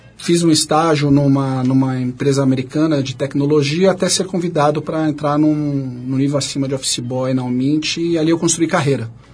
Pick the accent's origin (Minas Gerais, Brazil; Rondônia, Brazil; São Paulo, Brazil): São Paulo, Brazil; Carapicuíba; also born or lived in Três Lagoas, Mato Grosso do Sul / São José dos Pinhais, Paraná; Nasci quase que por acaso em Três Lagoas, Mato Grosso do Sul, fiquei apenas um mês. Moramos alguns anos em São José dos Pinhais, até fincar raízes aqui em São Paulo, ali na, em Carapicuíba.